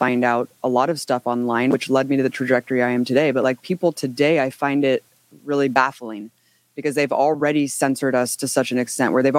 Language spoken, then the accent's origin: English; United States; I'm an American citizen